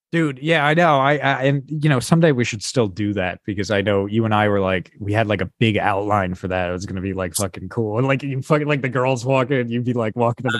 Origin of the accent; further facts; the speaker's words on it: New Jersey, United States; moved away; Oh, New Jersey.